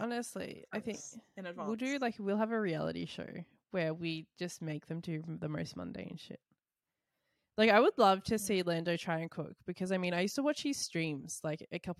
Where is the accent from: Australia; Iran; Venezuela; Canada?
Australia; sometimes being an Australian fan